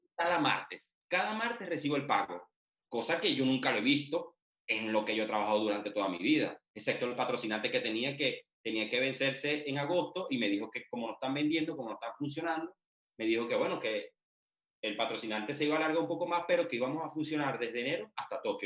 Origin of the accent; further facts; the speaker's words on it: Venezuela; moved away as an adult; now in Poland; yo soy venezolano, sí, yo estoy en un país extranjero.